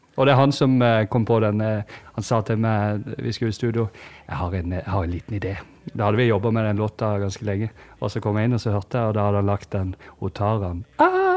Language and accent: Norwegian; Holum, Agder, Norway; accent: Sørlandsk; jeg er jo ikke fra Kristiansand by, da. Jeg er fra et sted som heter Holum, som uh, kun noen få har hørt om. Som ligger en halvtimes kjørtur unna